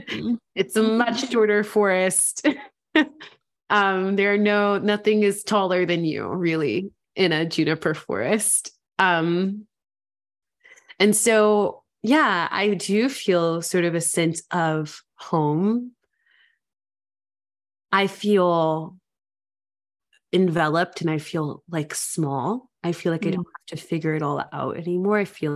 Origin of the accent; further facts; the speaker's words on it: Memphis, Tennessee, United States; growing up in Memphis, home was like your typical middle class neighborhood, yards and concrete.